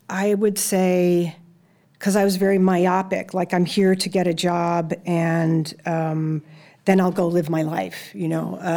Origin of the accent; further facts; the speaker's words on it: Chicago, Illinois, United States; moved away as an adult; now in Los Angeles, United States; I came from Chicago.